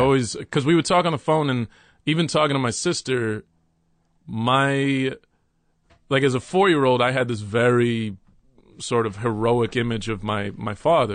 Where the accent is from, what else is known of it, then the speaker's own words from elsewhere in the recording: Dallas, Texas, United States; also born or lived in New York City; now in Brooklyn, United States; my mother, stepfather, and I moved to Texas, and we moved to Dallas, Texas